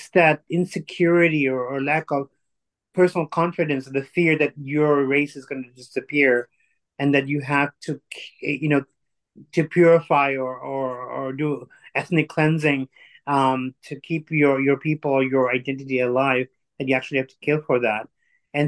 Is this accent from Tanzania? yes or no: yes; Tanzania; also born or lived in India; now in Canada; I'm actually born in Tanzania, in East Africa. My grandfather came from India